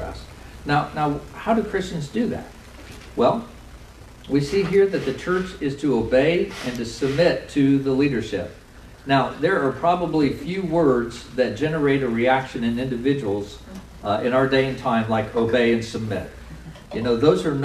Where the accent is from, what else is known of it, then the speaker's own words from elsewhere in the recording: United States; we're also American